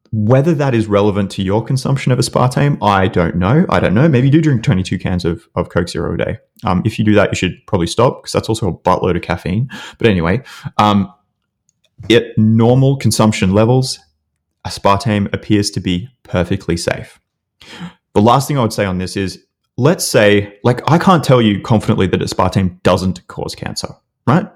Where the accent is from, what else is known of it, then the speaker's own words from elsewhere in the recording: Australia; accent: Australian; my stupid Australian accent